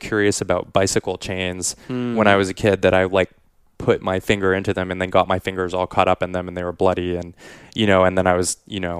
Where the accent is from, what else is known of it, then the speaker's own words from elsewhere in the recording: Quebec, Canada; I was growing up in Quebec